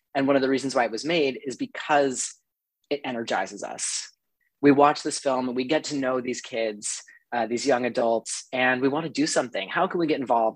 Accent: New Mexico, United States; now in Brooklyn, United States; I'm originally from New Mexico. Um, I played ice hockey all growing up.

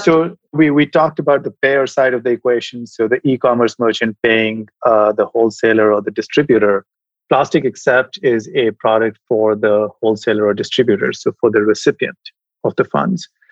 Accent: India; moved away as an adult; also born or lived in Europe / United States; now in San Francisco, United States; I was educated as an engineer when I was growing up in India

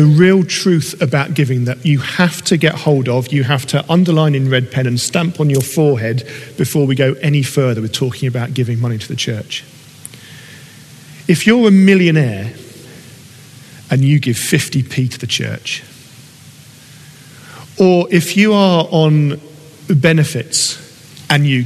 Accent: United Kingdom; we are British

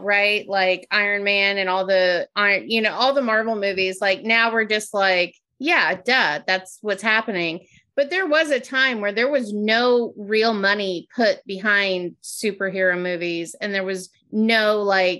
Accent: California, United States; moved away; also born or lived in Ohio; growing up mostly in California

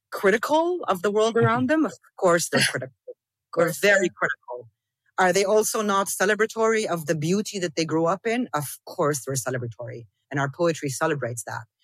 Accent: South Governorate, Lebanon; I didn't grow up in Palestine. But I'm from South Lebanon. And for me, South Lebanon and Northern Palestine, they are the exact same thing.

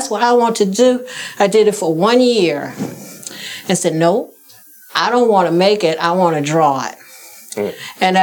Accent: Chicago, Illinois, United States; I grew up in Chicago, south side of Chicago, right down the street from White Sox Park

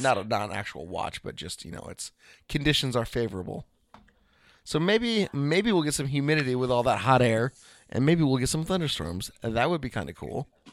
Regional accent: Portland, Oregon, United States; Portland, Oregon, and you'll get tons of clickbait about stuff that is or is not happening in my hometown

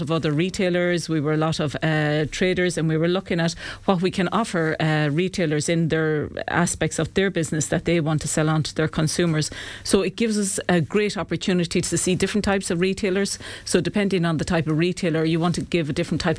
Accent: Sligo, Connacht, Ireland; now in County Clare, Ireland; So I was born in Sligo, but I've lived here in Clare for the last 30 years.

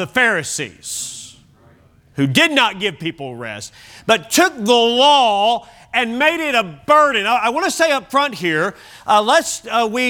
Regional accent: Kentucky, United States; when I grew up in Kentucky

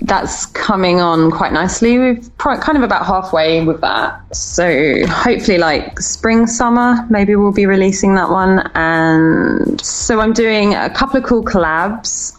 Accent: United Kingdom; I guess it was easier being British

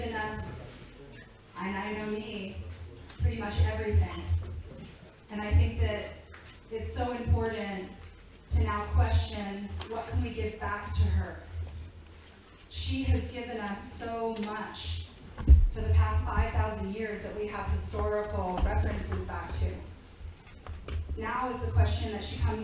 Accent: Virginia, United States; I'm originally from Virginia, and I grew up in a very strict Republican home

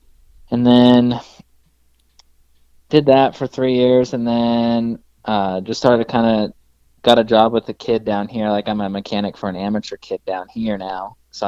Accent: Washington, United States; also born or lived in California; because I was born in California, but we moved up to Washington when I was little.

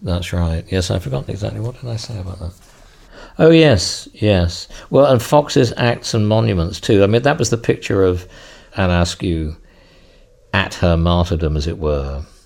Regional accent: England, United Kingdom; I'm, I'm English, and I was brought up in a Christian tradition

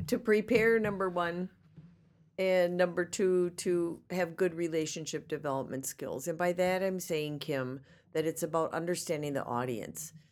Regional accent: Racine, Wisconsin, United States; I was born and raised in Racine, Wisconsin.

